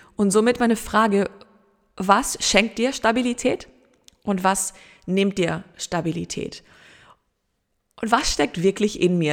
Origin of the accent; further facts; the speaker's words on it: Germany; bei uns in Deutschland